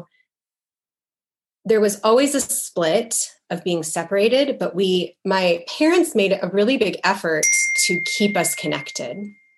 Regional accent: Midwest, United States; also born or lived in Israel / West Coast; I feel that I'm mostly American. I was born in America. But I also lived in Israel for almost 3 years when I was younger in elementary school. So growing up in a home with a mother who was American and her whole family lived in America

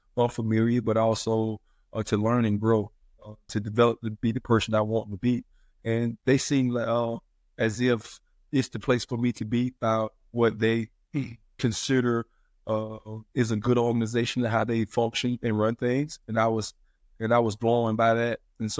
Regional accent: South Carolina, United States; Well, South Carolina. I'm from South Carolina, so I'm living in South Carolina. That's my home base.

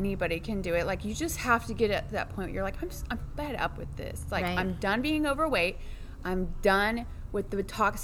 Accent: Fayetteville, Arkansas, United States; I grew up in Fayetteville, Arkansas

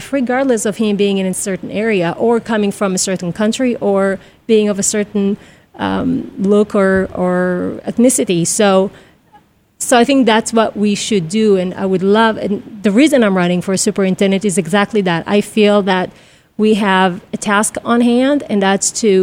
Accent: Israel; moved away; I'm from Israel, so I would come home, throw my backpack, leave the house until some mother would scream at one of us

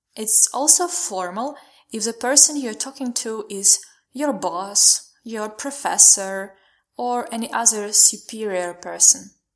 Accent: Khmelnytskyi Oblast, Ukraine; English is a second language; now in Kyiv, Ukraine; I live in Kyiv and originally I'm from Khmelnytska Oblast, which is more central than western.

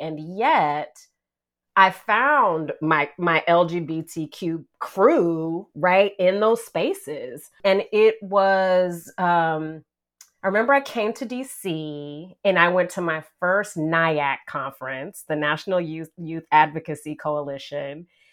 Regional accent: the South, United States; I identify as a Southerner

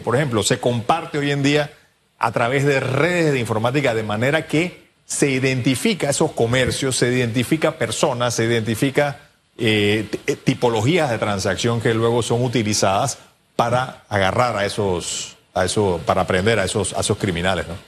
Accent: Panama; como panameños

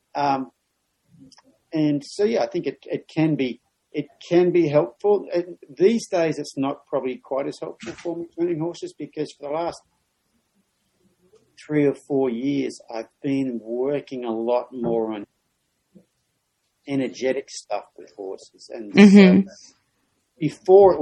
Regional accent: Australia; moved away; a male growing up in Australia

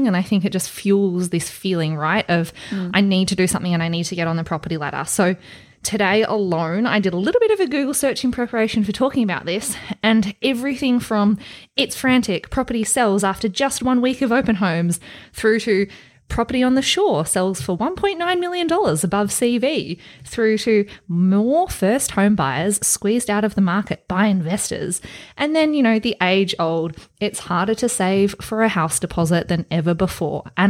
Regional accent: Australia; I grew up in Australia.

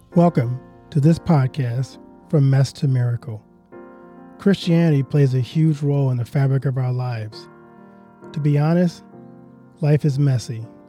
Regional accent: Louisiana, United States; I grew up in Louisiana

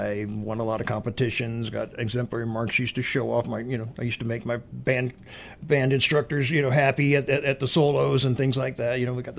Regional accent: Virginia, United States; also born or lived in New York; Actually, my hometown and main state, home state from back east would be Virginia.

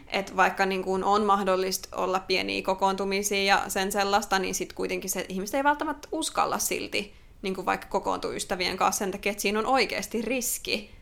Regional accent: Finland; now in Australia

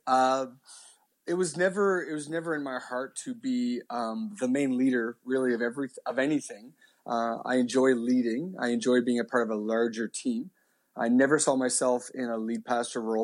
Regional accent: Halifax, Nova Scotia, Canada; born and raised in Halifax

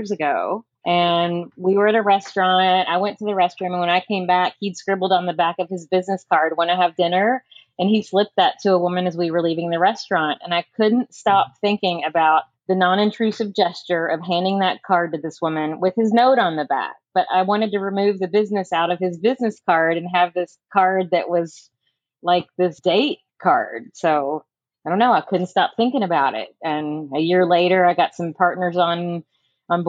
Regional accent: about 40 miles outside Louisville, Kentucky, United States; I actually grew up about 40 miles outside of the city. So I grew up on a farm

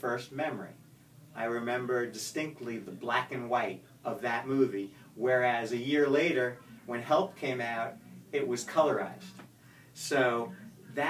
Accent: Spring Valley, New York, United States; moved away as an adult; also born or lived in Atlanta, Georgia; now in Florida, United States; I grew up in Spring Valley, Muncie, New York

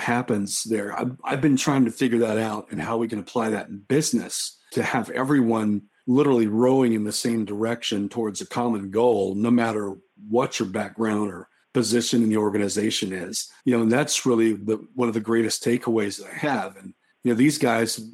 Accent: Oklahoma, United States; I grew up in Oklahoma and I'm Native American

